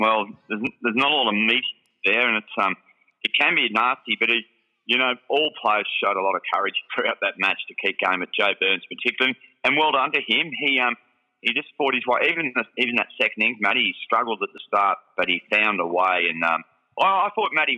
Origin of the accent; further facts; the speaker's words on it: Holbrook, New South Wales, Australia; moved away; my old hometown and Holbrook